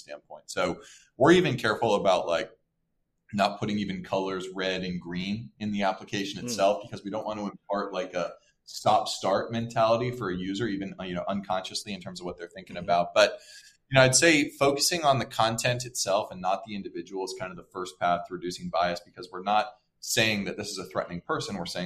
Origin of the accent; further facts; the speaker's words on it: Portland, Oregon, United States; I grew up in Portland